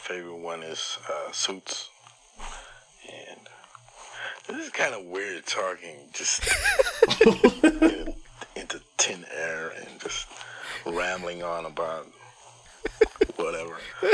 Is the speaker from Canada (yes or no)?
no; Netherlands; I'm from the Netherlands.